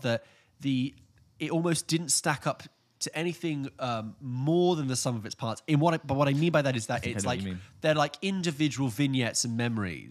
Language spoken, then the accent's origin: English; Reading, South East England, United Kingdom; I'm from Reading